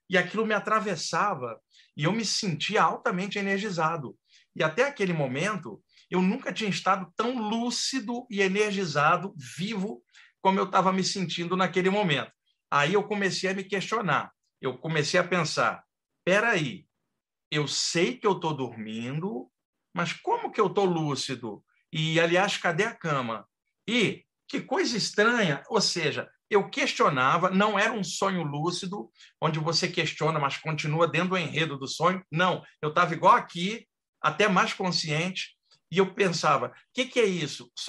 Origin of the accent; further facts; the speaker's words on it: Rio de Janeiro, Brazil; moved away as an adult; now in São Paulo, Brazil; Eu sou do Rio de Janeiro, eu nasci em 1961, eu moro desde o final da década de 80 aqui em São Paulo, e lá no Rio de Janeiro, onde eu cresci